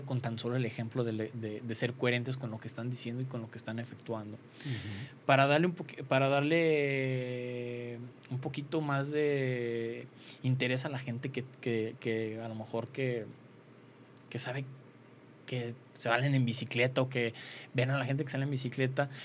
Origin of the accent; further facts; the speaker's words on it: Mexico; como mexicanos somos fuertes